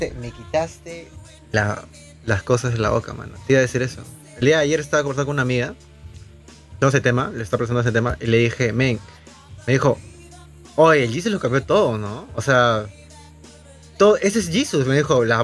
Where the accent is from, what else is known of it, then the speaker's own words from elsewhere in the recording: Spain; soy español veinteañero